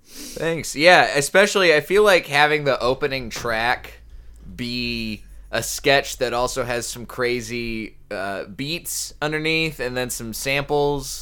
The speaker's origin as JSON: {"language": "English", "town": "Colleyville", "region": "Texas", "country": "United States", "tie": "born or raised there", "also_born_or_lived": "New Orleans / San Diego / San Antonio / North Carolina", "moved": "as an adult", "lives_now": "Los Angeles, United States", "said": "this little suburb of Dallas called Colleyville. It's sort of in between Dallas and Fort Worth, right by the airport. We lived there basically the rest of my childhood"}